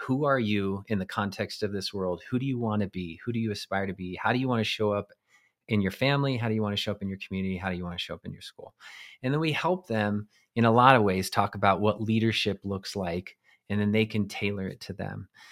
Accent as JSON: {"language": "English", "region": "eastern plains of Colorado", "country": "United States", "tie": "born or raised there", "said": "I grew up in Colorado on the eastern plains in a small town."}